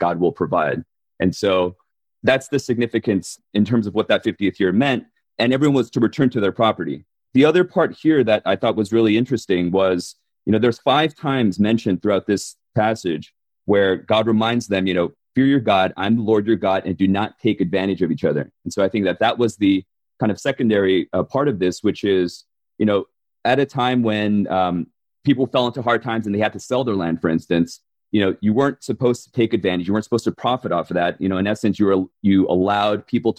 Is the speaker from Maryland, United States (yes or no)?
yes; Baltimore, Maryland, United States; born or raised there; also born or lived in South Korea